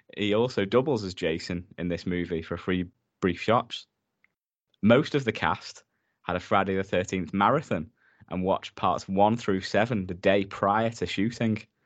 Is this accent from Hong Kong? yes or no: no; United Kingdom; we're British